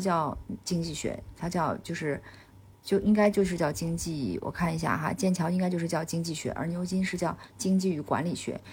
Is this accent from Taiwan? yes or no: no; China; 所以我们国人就我们中国人身上体现的尤其明显